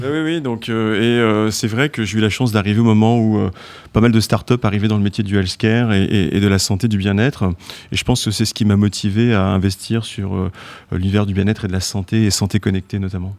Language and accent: French; France; quand on est français